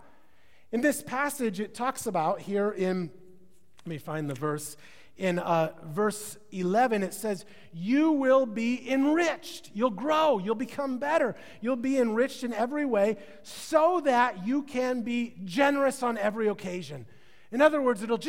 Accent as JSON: {"language": "English", "region": "Midwest", "country": "United States", "moved": "yes", "lives_now": "California, United States", "said": "I'm from the Midwest, so I call it pop"}